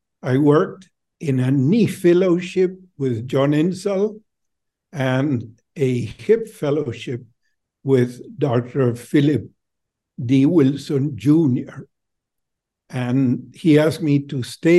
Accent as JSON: {"language": "English", "region": "Buenos Aires", "country": "Argentina", "moved": "as an adult", "lives_now": "United States", "said": "I'm originally from Buenos Aires, Argentina"}